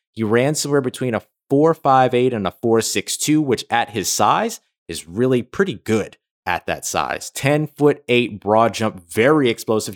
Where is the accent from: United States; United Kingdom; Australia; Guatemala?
United States; New Orleans, Louisiana; I'm from New Orleans